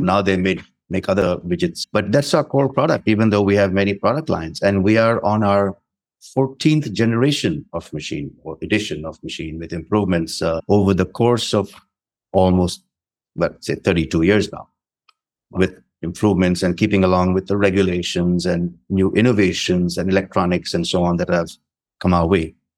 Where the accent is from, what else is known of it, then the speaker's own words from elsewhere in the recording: India; moved away as an adult; also born or lived in North India / South India / French-speaking Africa; the environment I grew up in in India